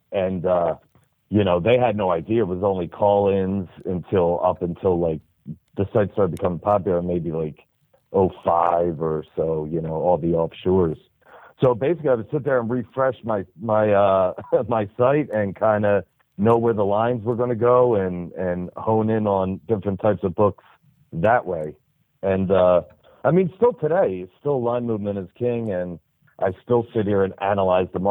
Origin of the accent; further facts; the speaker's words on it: New Jersey, United States; I'm from the South Jersey area